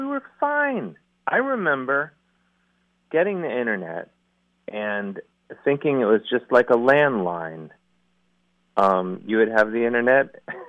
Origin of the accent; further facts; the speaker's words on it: University Heights, Ohio, United States; I'm from the mean streets of University Heights. Uh-huh. Right down the street. I grew up about 100 yards outside of Shaker Heights.